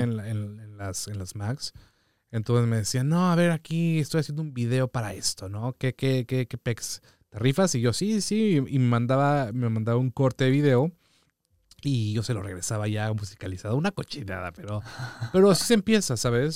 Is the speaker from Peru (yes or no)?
no; Mexico City, Mexico; also born or lived in Papantla, Veracruz; yo nací en Papantla y me fui a vivir a la Ciudad de México, o sea, al año